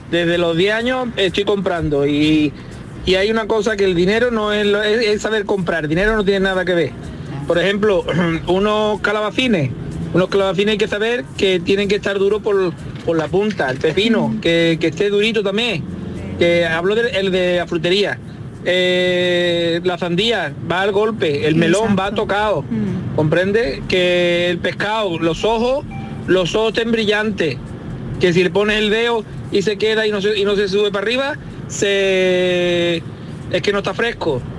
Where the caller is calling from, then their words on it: Malaga, Andalusia, Spain; de Málaga, es la, es la primera vez que, intervengo.